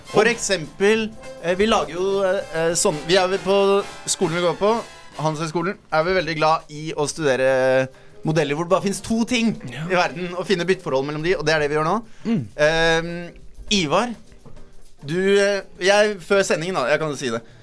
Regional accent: Bærum, Akershus, Norway; Jeg er fra en ganske landlig del av Bærum

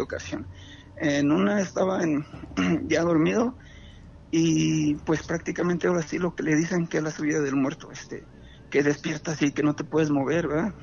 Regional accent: Jacona, Michoacán, Mexico; yo soy aquí de Jacona

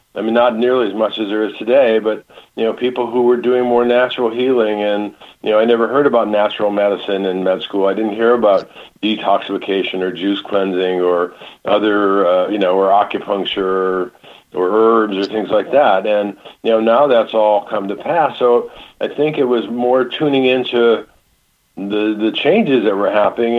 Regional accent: Michigan, United States; moved away; I grew up in Michigan

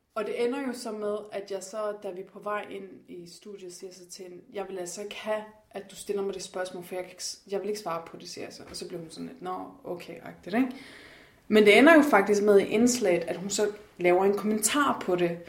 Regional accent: Denmark; jeg er fra Jylland

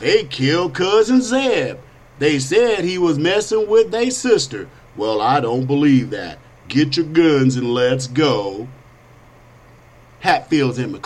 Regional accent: United States; I am an American, a Christian, a conservative, and I'm black.

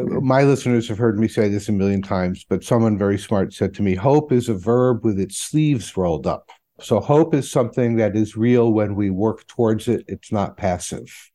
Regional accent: Connecticut, United States; moved away; also born or lived in Vermont; I did not grow up in New York, but next to New York in Connecticut

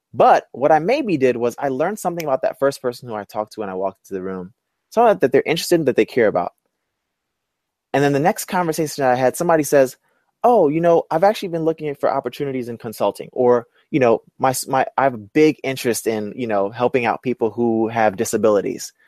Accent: New York City, New York, United States; I'm from Brooklyn.

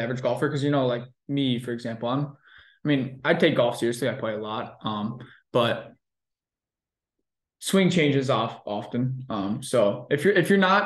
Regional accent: Ohio, United States; now in Chicago, United States; born and raised in Ohio

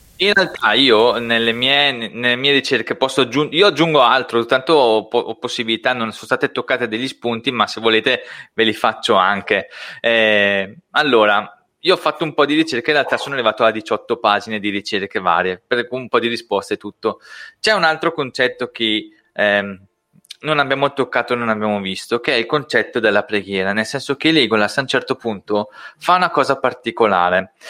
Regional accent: Brescia, Lombardy, Italy; accent: Brescian dialect; first language Brescian; io parlo in dialetto bresciano, è nella mia forma

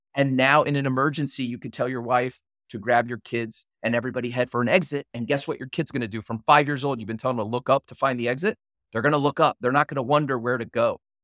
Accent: Houston, Texas, United States; moved away; I'm from Houston.

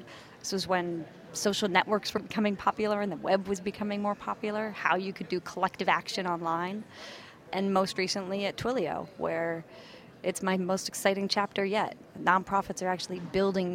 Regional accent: Canada; moved away as an adult; now in San Francisco, United States; I was from Canada

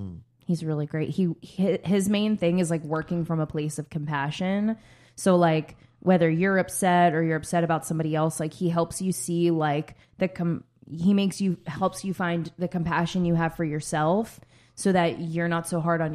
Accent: New York, United States; And you can tell I'm from New York, because I was like, that's nice of them.

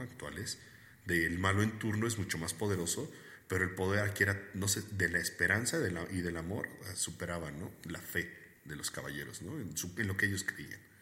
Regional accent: Puebla, Mexico; nosotros somos de Puebla, para los que no sepan, somos poblanos

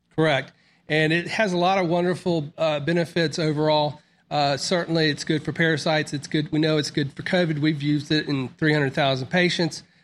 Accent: Mississippi, United States; also born or lived in Florida; I was born in Mississippi, but I grew up in Florida. And then after sixth grade, uh, we moved back to Mississippi

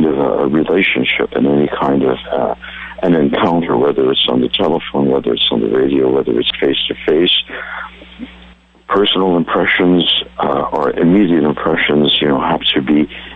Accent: Hungary; now in United States

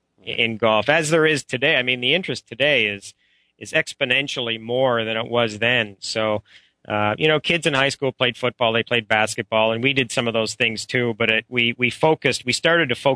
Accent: Ottawa, Ontario, Canada; I'm a Canadian, and we grew up around golf, my brother and I, because my dad was a golf professional. He was a golf professional for 40 years at the same club in Canada, one of the top private clubs called the Ottawa Hunt and Golf Club

